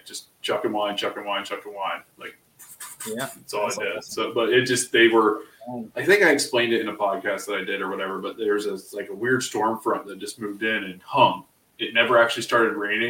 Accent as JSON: {"language": "English", "region": "Ohio", "country": "United States", "said": "we're both from Ohio."}